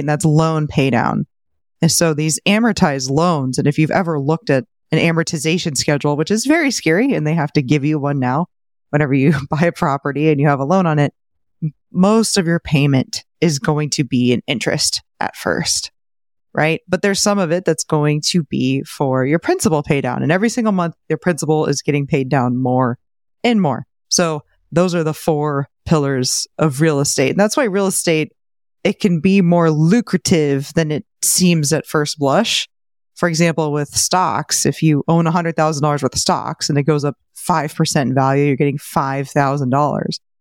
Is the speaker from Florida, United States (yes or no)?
yes; St. Petersburg, Florida, United States; my hometown of Saint Pete